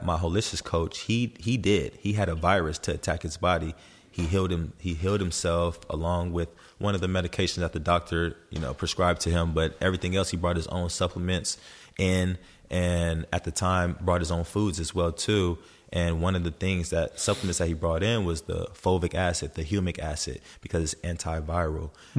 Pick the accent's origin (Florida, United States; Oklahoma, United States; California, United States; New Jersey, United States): California, United States; Los Angeles; Yeah, I was born in Los Angeles. I always say like I'm a well-rounded person. Like I was raised, born in the West Coast.